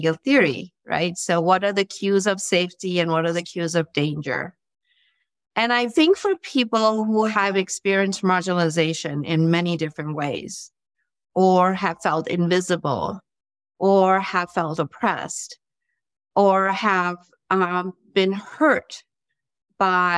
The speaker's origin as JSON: {"language": "English", "country": "India", "moved": "as an adult", "lives_now": "United States", "said": "I'm originally from India and did some of my training, my education there, and then came to the U.S."}